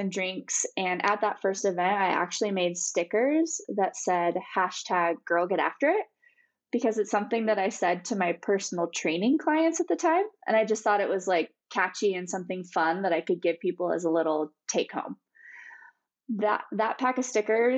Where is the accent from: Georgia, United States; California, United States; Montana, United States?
Montana, United States; Bozeman; my hometown of Bozeman